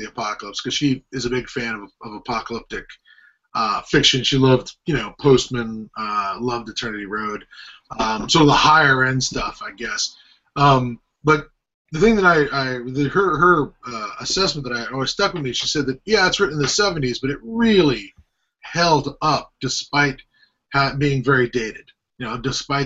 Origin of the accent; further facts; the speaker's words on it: Orlando, Florida, United States; I grew up in Orlando